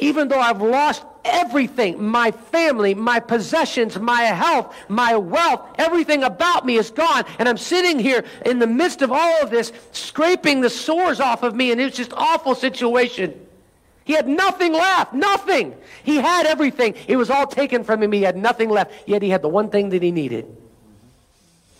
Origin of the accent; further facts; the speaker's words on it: United States; as an American